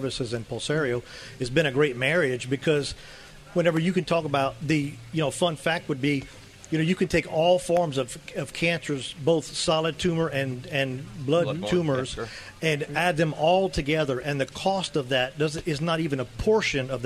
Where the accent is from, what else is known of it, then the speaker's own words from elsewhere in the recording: Louisiana, United States; I'm from Louisiana